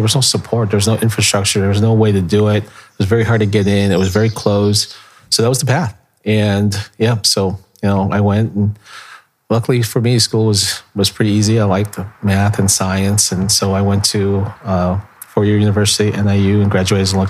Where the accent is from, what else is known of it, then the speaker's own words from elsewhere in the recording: Chicago, Illinois, United States; also born or lived in Philippines; I grew up in Chicago, but my parents, they immigrated here from the Philippines in 1972